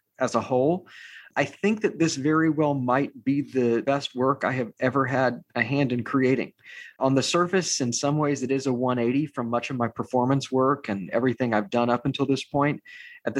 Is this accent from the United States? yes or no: yes; Austin, Texas, United States; now in New York City, United States; I am one of a proud few who can claim to have been born, bred, and buttered in the city of Austin, Texas.